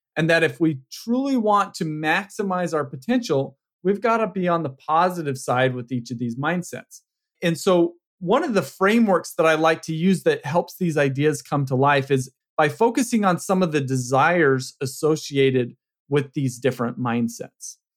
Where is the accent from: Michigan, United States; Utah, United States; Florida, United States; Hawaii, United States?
Utah, United States; now in California, United States; I grew up in Utah